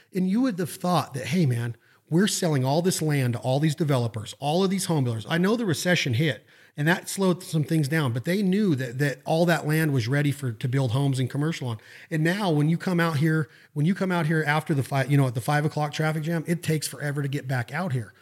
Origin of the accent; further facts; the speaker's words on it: Western United States, United States; I'm from the Western United States